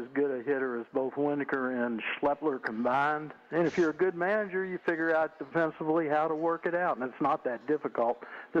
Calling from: Louisville, Kentucky, United States; from Louisville.

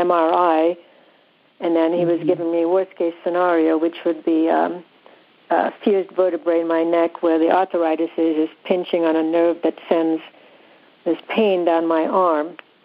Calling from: California, United States; I'm in Southern California.

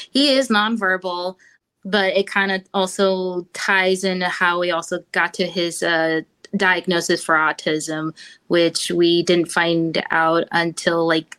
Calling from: Augusta, Georgia, United States; Augusta, Georgia.

